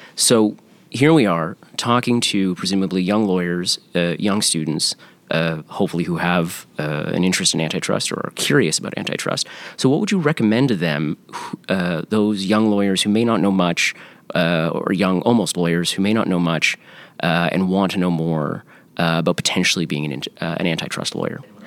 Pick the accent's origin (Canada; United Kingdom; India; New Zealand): Canada; As a Canadian lawyer